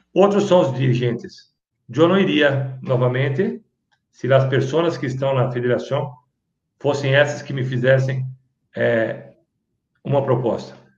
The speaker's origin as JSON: {"language": "Portuguese", "country": "Brazil", "said": "eu não sou peruano, eu sou brasileiro"}